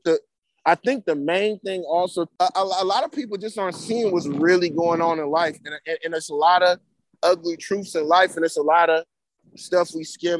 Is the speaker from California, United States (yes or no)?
yes; Berkeley, California, United States; growing up in Berkeley and around this good schooling